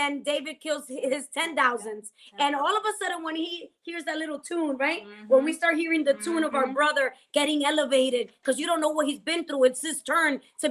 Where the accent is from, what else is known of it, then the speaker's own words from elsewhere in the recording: Dominican Republic; moved away; me growing up in Dominican Republic